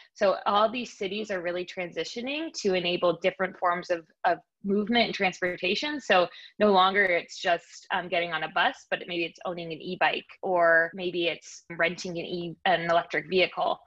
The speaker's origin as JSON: {"language": "English", "area": "Bay Area", "region": "California", "country": "United States", "tie": "born or raised there", "also_born_or_lived": "Nashville, Tennessee / New York", "moved": "as an adult", "said": "i am a bay area native"}